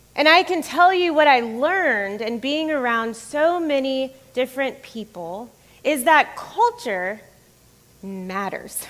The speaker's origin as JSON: {"language": "English", "region": "the South", "country": "United States", "tie": "born or raised there", "also_born_or_lived": "Florida / Georgia / Dominican Republic / Massachusetts", "moved": "as an adult", "lives_now": "Atlanta, United States", "said": "I grew up in Florida and Georgia for the most part. I grew up in the South, although Florida often is not considered the South here."}